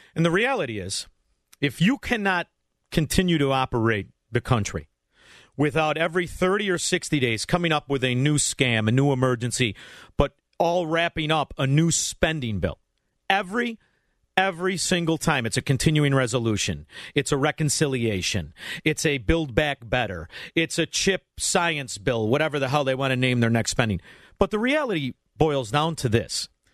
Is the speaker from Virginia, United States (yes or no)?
no; Illinois, United States; we're from Illinois